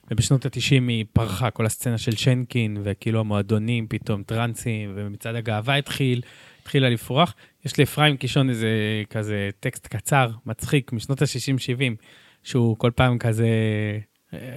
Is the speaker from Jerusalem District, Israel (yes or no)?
yes; Jerusalem, Jerusalem District, Israel; also born or lived in France / Efrat; היינו קצת בצרפת כשהייתי ילד, ואז הגענו לפה, אבל גרנו בירושלים, אחר כך באפרת, אחר כך ההורים שלי חזרו לירושלים.